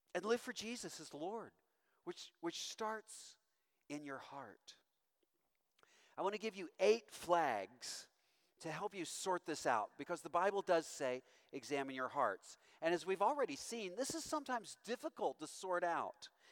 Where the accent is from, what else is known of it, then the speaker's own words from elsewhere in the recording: Owensboro, Kentucky, United States; moved away; I'm from Owensboro, Kentucky, of all places